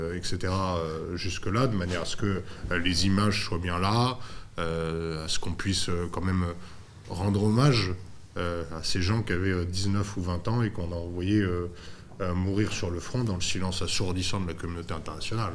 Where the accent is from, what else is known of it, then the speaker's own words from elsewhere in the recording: France; quand on est français et qui plus est catholique